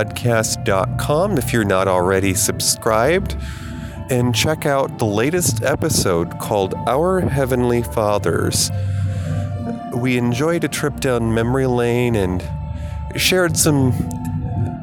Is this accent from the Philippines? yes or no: no; United States; moved away as an adult; also born or lived in Denver, Colorado; when I moved home to my home state